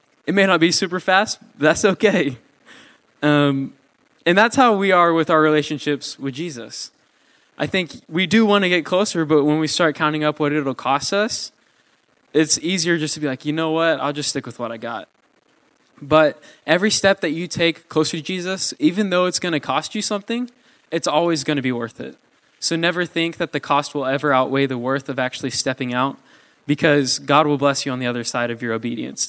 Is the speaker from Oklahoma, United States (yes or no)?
yes; Mustang, Oklahoma, United States; I'm from Mustang